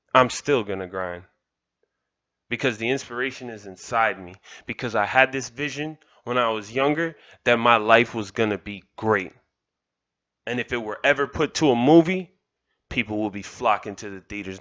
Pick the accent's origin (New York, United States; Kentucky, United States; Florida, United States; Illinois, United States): Florida, United States; Kendall; I'm from Kendall. I'm proud to say that. I'm proud of the village that made me